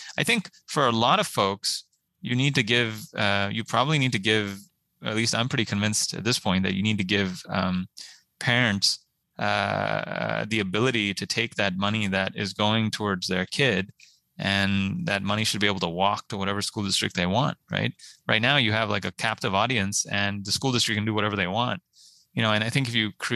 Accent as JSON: {"language": "English", "town": "Pittsburgh", "region": "Pennsylvania", "country": "United States", "tie": "born or raised there", "also_born_or_lived": "India", "said": "I came here from India when I was 10 to this wonderful, really high octane school district in suburban Pittsburgh, Mount Lebanon High"}